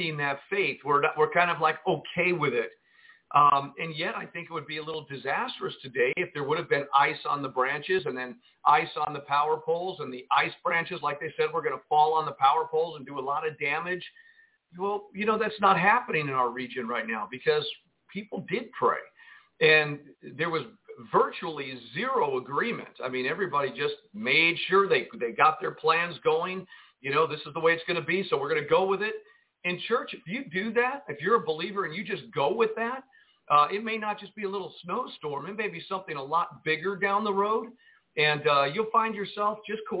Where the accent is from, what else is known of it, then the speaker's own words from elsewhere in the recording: Jersey City, New Jersey, United States; now in Arkansas, United States; I grew up in Jersey City, New Jersey, and I've seen a lot of snow in my lifetime